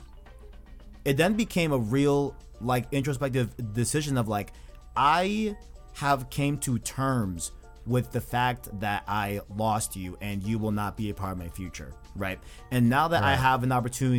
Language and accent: English; New York, United States; I was born in New York, you know? I was born in US. I was born in the United States. I'm an American